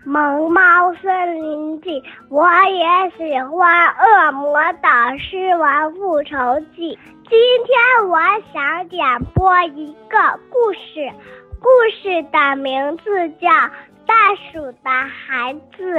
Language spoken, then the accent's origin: Chinese; Dalian, Liaoning, China; 我五岁了，我来自美丽的大连